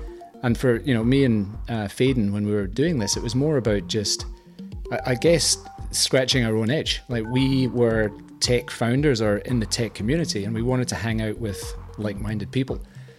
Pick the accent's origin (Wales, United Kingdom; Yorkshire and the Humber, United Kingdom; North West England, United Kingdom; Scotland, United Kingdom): Scotland, United Kingdom; moved away as an adult; now in Australia; I moved to Australia. I'm Scottish, you might notice.